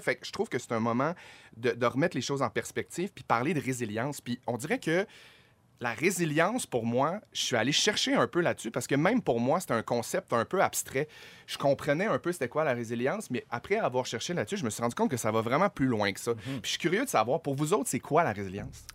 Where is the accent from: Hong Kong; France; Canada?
Canada; Chicoutimi, Quebec; je viens de Chicoutimi.